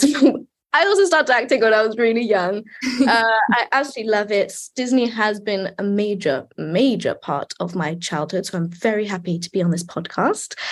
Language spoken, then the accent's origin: English; United Kingdom; I'm British